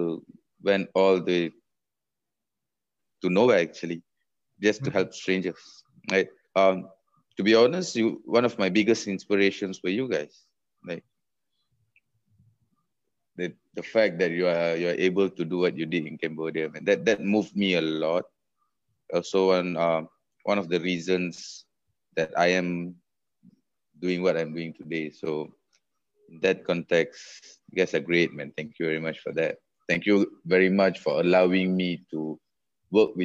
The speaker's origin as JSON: {"language": "English", "country": "Malaysia", "moved": "yes", "said": "that's Malaysia. That's being a Malaysian"}